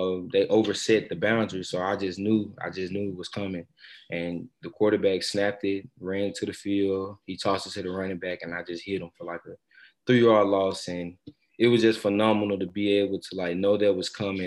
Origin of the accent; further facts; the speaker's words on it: Mississippi, United States; moved away as an adult; now in New Orleans, United States; I'm from Mississippi, but we celebrate Mardi Gras